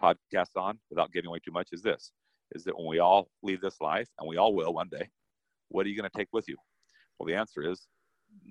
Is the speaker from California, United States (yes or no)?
no; Salt Lake City, Utah, United States; I come from Salt Lake